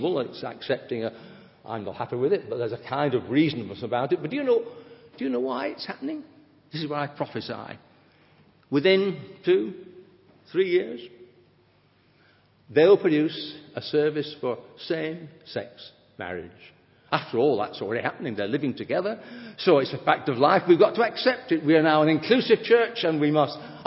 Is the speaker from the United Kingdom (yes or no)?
yes; England, United Kingdom; we're English